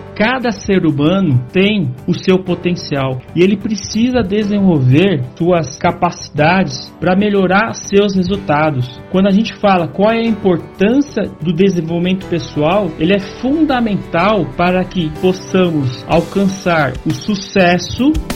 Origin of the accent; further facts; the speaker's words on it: São Paulo, Brazil; sou aqui de São Paulo, Brasil